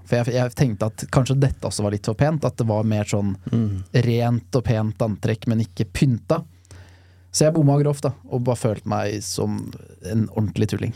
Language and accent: Norwegian; Lørenskog, Akershus, Norway; Da er jeg ti år gammel. Og jeg mener og erindrer at jeg sitter rundt frokostbordet hjemme i Lørenskog